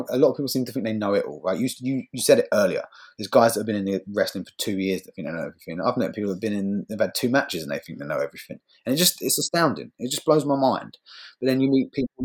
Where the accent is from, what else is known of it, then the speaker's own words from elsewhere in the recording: Bournemouth, South West England, United Kingdom; my hometown in Bournemouth